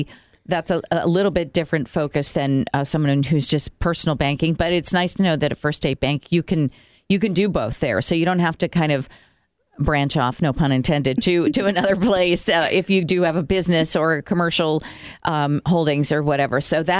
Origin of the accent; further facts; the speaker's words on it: New York, United States; I came from New York.